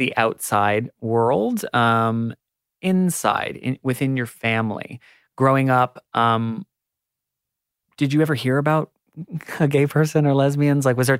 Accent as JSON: {"language": "English", "country": "United States", "moved": "as an adult", "lives_now": "Australia", "said": "Because I'm American, I've only lived here for 4 years."}